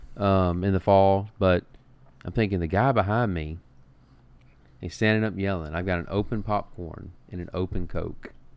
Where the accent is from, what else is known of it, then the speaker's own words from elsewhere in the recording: Montgomery, Alabama, United States; I'm from Montgomery, Alabama.